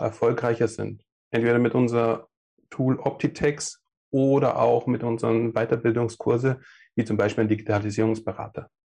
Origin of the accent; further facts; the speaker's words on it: Passau area, Bavaria, Germany; moved away; komme ursprünglich aus dem süddeutschen Raum, Passau da die Richtung